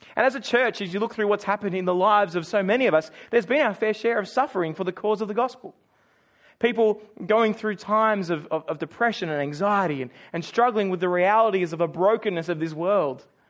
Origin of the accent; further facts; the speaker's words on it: Australia; moved away as an adult; now in Auckland, New Zealand; I was born in Australia, you know, the Western Island. Uh, a-, and, and for me, I, I grew up in, in one house.